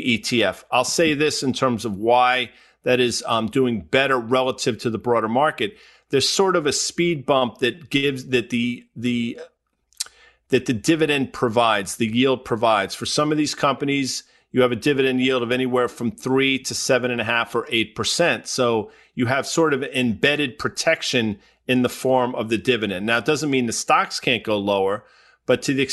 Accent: the New York area, United States; Growing up in the New York area, I'm a lifelong New York Ranger fan

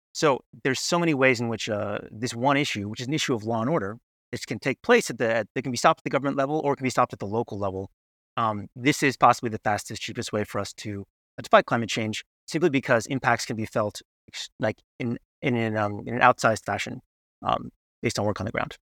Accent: United States; as an American

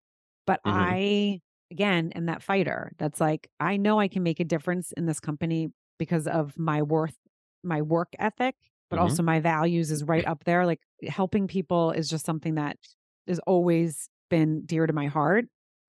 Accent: Pennsylvania, United States; I grew up outside of Philadelphia.

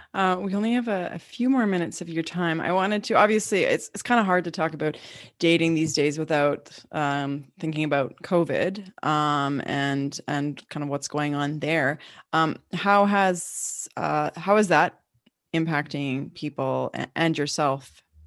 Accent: Yukon, Canada; as a Canadian and as a Yukoner

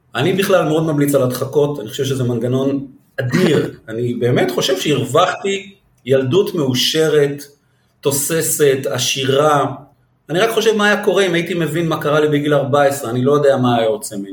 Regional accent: Israel; מגיע צוצי כזה מנווה שאנן

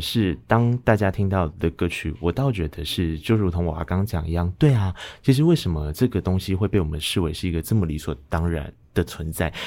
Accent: Taiwan; 我们在从小到大长大的过程中，其实在台湾的生活环境里面

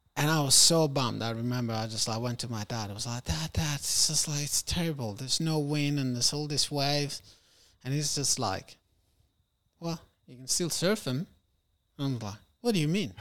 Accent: Rome, Lazio, Italy; also born or lived in Algeria; I was born in Rome. Then we moved back there. And then I lived there until I was six

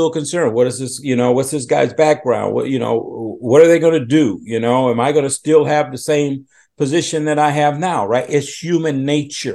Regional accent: Chicago, Illinois, United States; moved away as an adult; also born or lived in Washington, D.C. / Philadelphia; I'm originally from Chicago.

